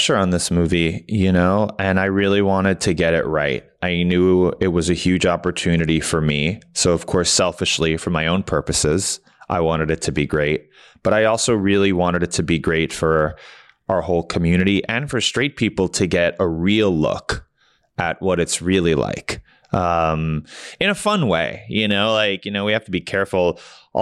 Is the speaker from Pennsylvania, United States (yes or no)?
no; New York City, New York, United States; I grew up in New York City.